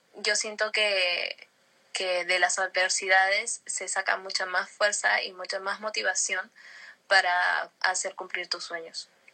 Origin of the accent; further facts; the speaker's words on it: Lima, Peru; yo crecí en Surco